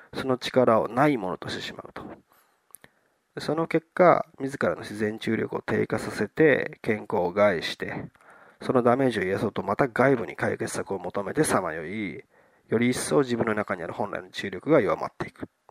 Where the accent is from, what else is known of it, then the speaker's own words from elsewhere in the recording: southern Okayama Prefecture, Japan; 僕はもともとそういうところで生まれて、そういう環境で育っていたので